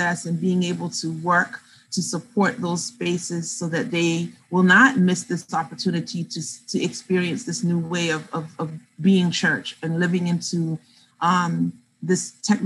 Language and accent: English; the South, United States; moved away; I grew up in the South